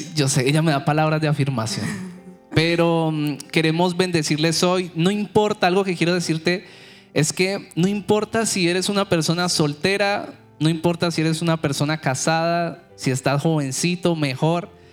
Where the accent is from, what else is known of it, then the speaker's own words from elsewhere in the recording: Cali, Valle del Cauca, Colombia; moved away as an adult; now in United States; Cali, de donde soy yo